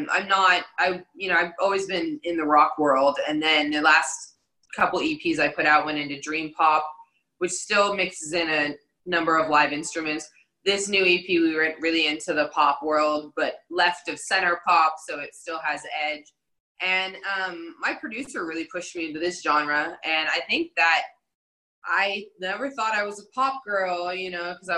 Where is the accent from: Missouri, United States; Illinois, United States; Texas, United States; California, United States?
Texas, United States; Dallas; moved away as an adult; also born or lived in Los Angeles; I did grow up in Dallas, Texas.